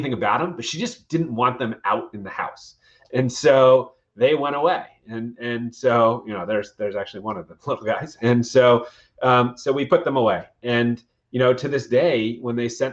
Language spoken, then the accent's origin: English; Westchester County, New York, United States; growing up in Westchester County, New York